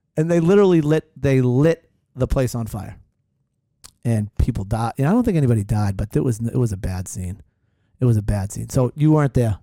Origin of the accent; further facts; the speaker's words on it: Hanover, Massachusetts, United States; also born or lived in Weymouth, Massachusetts; my family lived in Hanover, but I was born in Weymouth